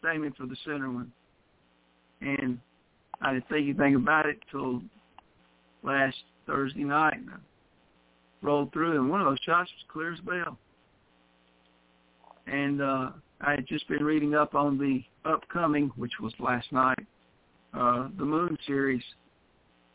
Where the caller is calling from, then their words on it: West Tennessee, United States; I am 731, and I'm calling from West Tennessee.